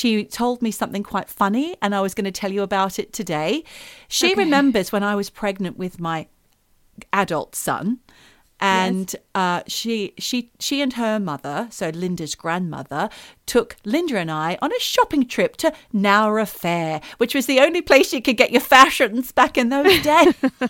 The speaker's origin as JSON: {"language": "English", "region": "North East England", "country": "United Kingdom", "said": "I'm Geordie."}